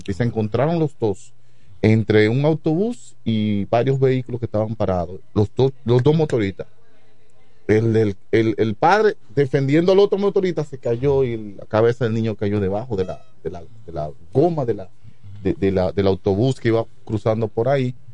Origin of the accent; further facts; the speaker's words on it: Chabón, La Romana, Dominican Republic; aquí venimos de Chabón, un campo que está cerca del río ya. Eh, nos bajamos de un burro y, aprendemos a correr bicicleta, nos montamos en un motor y venimos a la Romana